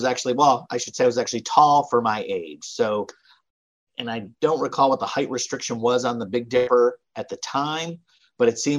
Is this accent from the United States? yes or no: yes; Cleveland, Ohio, United States; I grew up in Cleveland, Ohio.